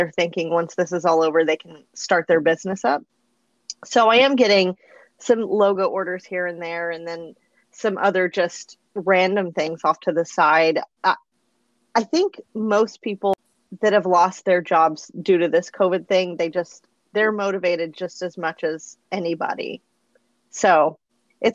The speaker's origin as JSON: {"language": "English", "town": "Midland", "region": "Texas", "country": "United States", "moved": "as an adult", "lives_now": "Arlington, United States", "said": "I am from West Texas. I am originally from Midland, Texas."}